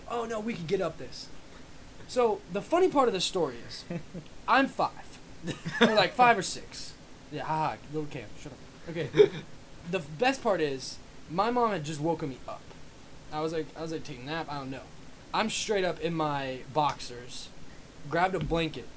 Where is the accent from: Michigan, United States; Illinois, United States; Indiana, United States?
Indiana, United States; Bloomington; I grew up in Bloomington, Indiana